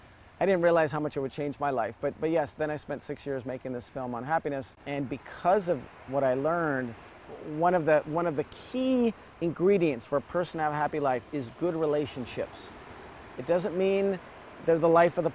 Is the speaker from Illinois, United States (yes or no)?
yes; Evanston, Illinois, United States; first language Serbo-Croatian; English is a second language; moved away as an adult; also born or lived in San Francisco Bay Area, United States; now in Los Angeles, United States; I grew up in Chicago